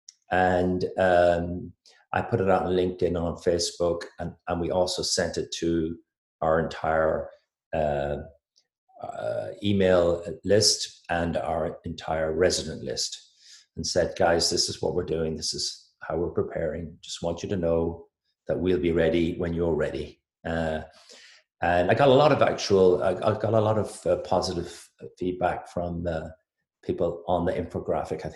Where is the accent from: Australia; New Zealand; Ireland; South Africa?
Ireland; accent: Irish; moved away as an adult; also born or lived in United Kingdom; now in Philadelphia, United States; I'm from Ireland. I call myself a corporate American with an Irish accent